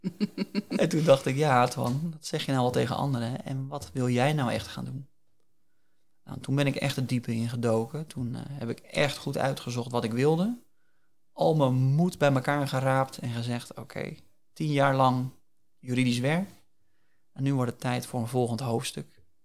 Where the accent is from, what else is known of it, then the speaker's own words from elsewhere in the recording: Hillegom, South Holland, Netherlands; also born or lived in The Hague; wij wonen in de Bollenstreek. Dat is ook de plek waar ik geboren ben. Geboren en getogen.